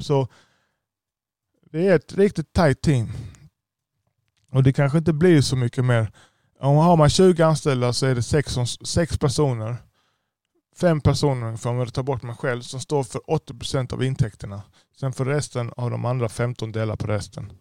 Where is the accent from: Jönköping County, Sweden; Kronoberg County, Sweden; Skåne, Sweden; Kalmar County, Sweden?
Skåne, Sweden; Lund; jag är själv född i Lund. Jag har inte, jag har inte invandrat till Sverige.